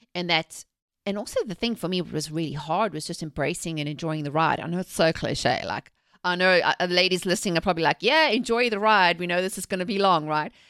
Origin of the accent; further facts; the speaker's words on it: South Africa; moved away; I'm originally from South Africa. I was born and raised there, actually during the apartheid eras